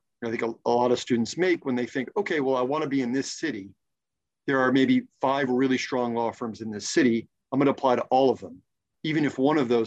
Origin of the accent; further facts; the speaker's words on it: New Jersey, United States; moved away; also born or lived in the South; I'm from New Jersey.